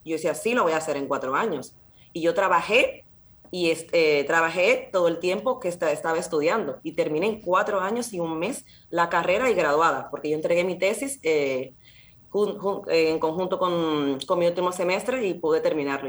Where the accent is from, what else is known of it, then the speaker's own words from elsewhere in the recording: Santo Domingo, Distrito Nacional, Dominican Republic; now in Spain; yo soy dominicana, eh, nací en la República Dominicana, en Santo Domingo, y mis padres también